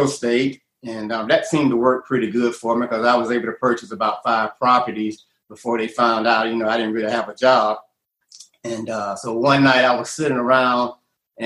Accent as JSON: {"language": "English", "town": "Atlanta", "region": "Georgia", "country": "United States", "said": "I'm from Atlanta, you know, and I've been here about 35 years now."}